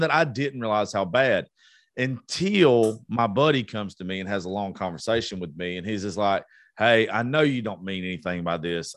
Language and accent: English; the South, United States; We're from the South